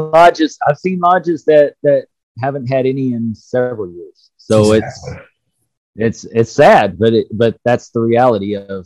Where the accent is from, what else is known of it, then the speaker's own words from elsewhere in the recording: Dallas, Texas, United States; I grew up in Dallas